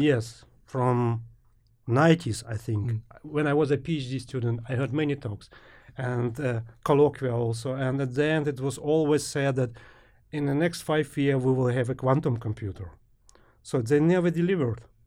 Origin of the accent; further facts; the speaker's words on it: Ukraine; moved away as an adult; also born or lived in Germany; Originally from Ukraine.